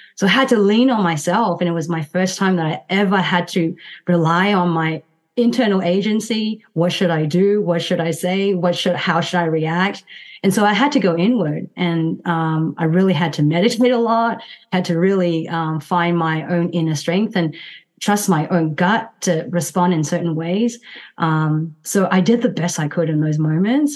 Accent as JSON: {"language": "English", "country": "Myanmar", "moved": "yes", "said": "went back to my home country which is burma"}